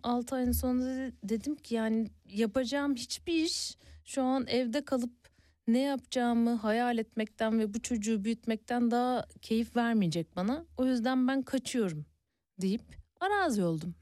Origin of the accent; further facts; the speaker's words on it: Ereğli, Zonguldak, Turkey; moved away; also born or lived in Istanbul; ben orada doğup büyüdüm